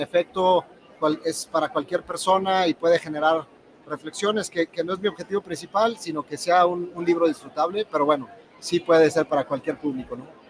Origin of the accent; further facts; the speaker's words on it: Durango, Mexico; now in Mexico City, Mexico; Yo soy de Durango y vivo en la Ciudad de México.